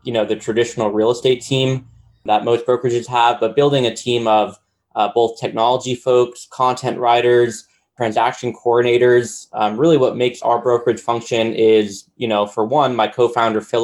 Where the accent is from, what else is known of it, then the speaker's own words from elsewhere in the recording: New York, United States; moved away as an adult; now in Nashville, United States; I'm originally from New York, born and raised, but I currently live in Nashville, Tennessee